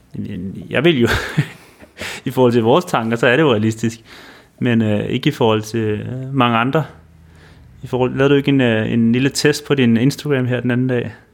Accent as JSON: {"language": "Danish", "country": "Denmark", "said": "vi kunne komme ind som danskere"}